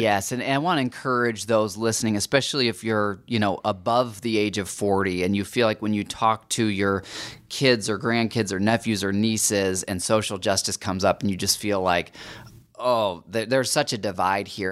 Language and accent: English; United States; as American Christians